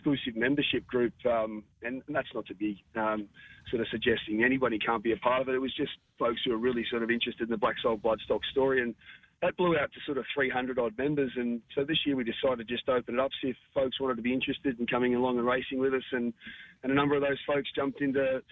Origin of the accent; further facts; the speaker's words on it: Toowoomba, Queensland, Australia; moved away; also born or lived in Sydney; as we were young pups growing up in Toowoomba